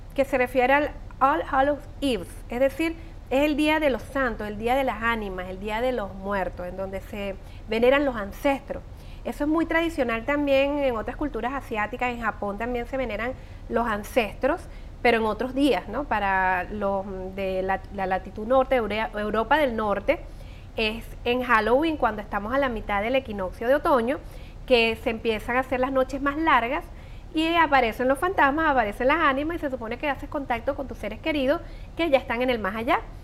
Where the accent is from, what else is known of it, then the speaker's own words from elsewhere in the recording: Venezuela; moved away; como buenos venezolanos tenemos muchas tradiciones